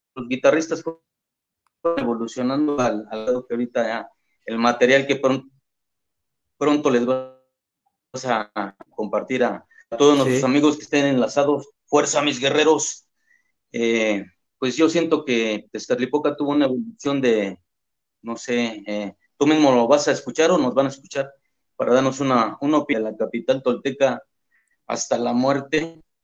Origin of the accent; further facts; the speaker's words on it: Mexico; que somos todos los mexicanos